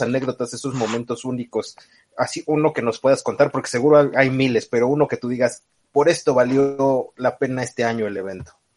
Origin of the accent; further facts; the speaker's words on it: Mexico; nosotros como mexicanos